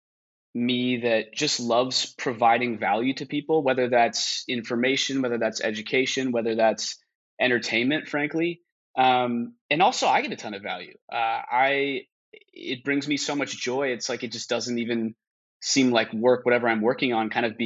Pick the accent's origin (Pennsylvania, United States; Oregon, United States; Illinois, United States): Oregon, United States; Portland; I'm a, second or third generation Oregonian. Grew up just outside of Portland